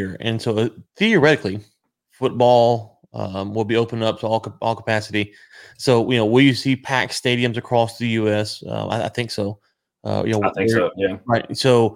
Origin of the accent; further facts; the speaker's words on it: United States; as an American